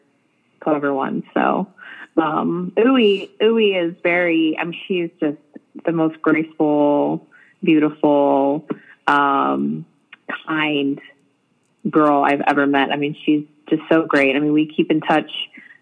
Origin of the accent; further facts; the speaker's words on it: Rancho Cucamonga, California, United States; also born or lived in Los Angeles; my hometown